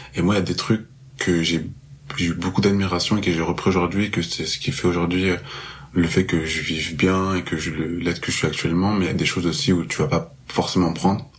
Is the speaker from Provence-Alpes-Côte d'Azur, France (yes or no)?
yes; Marseille, Provence-Alpes-Côte d'Azur, France; moved away as an adult; now in Montreal, Canada; je suis originaire de Marseille. Euh, là, je suis à Montréal depuis très peu